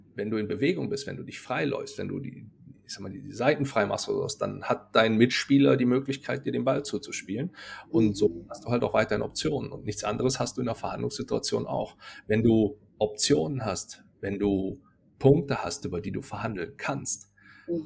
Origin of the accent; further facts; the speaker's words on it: North Rhine-Westphalia, Germany; accent: Rhenish; aus der Ecke, aus der ich ursprünglich herkomme, man hört es vielleicht so ein bisschen, ich bin aus dem Rheinischen.